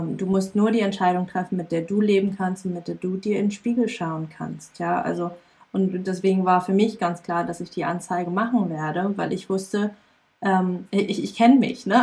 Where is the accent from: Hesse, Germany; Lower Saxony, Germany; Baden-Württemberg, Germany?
Lower Saxony, Germany; ich bin ja in Niedersachsen auf dem Dorf aufgewachsen